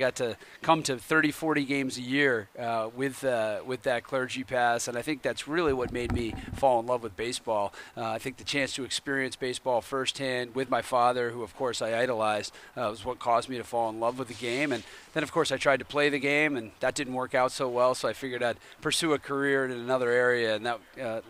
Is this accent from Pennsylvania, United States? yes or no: no; Brookline, Massachusetts, United States; I was a big hater of the Spy Ponders growing up in Brookline.